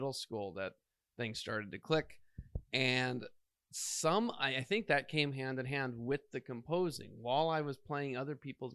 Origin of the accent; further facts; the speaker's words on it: Southern Indiana, United States; moved away as an adult; now in Los Angeles, United States; I'm from Indiana, Southern Indiana.